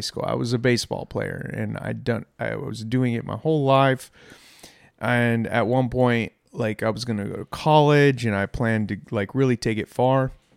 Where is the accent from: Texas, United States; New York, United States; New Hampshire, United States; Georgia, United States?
Texas, United States; Irving; I grew up in Irving